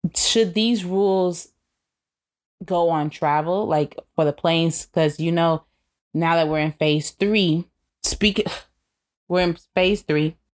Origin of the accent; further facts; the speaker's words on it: United States; I'm American